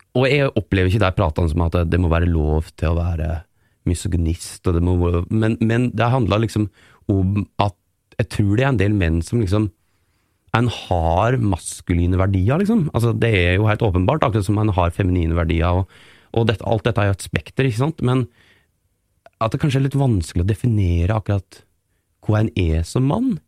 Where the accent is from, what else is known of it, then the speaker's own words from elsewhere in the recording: Geilo, Buskerud, Norway; now in Oslo, Norway; kommer jeg også fra en sånn oppvekst og et miljø på Geilo, eh, der jeg er fra, som liksom er bygda